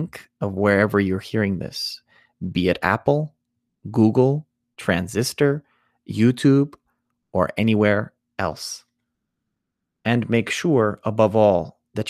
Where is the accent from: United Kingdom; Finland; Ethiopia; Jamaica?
Ethiopia; In the Ethiopian culture